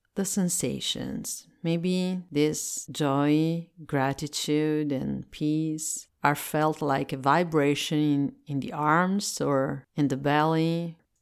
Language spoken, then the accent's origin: English; Italy; English is a second language